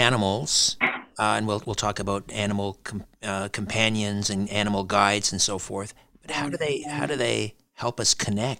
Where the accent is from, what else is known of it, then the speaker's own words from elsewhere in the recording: United Kingdom; And being British, I tend to, you know, shove everything down deep inside until it's compounded like a hard diamond.